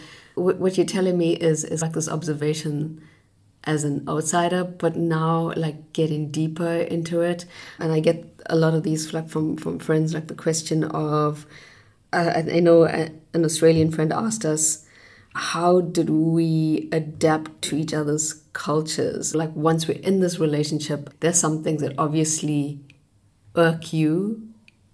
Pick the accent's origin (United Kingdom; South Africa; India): South Africa; moved away as an adult; now in Germany; as a South African